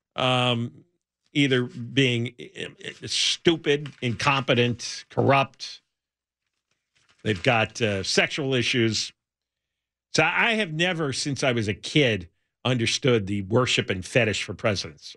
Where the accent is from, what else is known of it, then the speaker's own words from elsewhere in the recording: New York area, New Jersey, United States; moved away; I grew up in the New York area, New Jersey